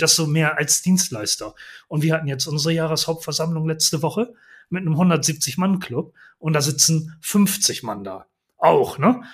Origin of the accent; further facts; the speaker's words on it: Bremen, Germany; Ich komme ja nun auch aus der Bremer Ecke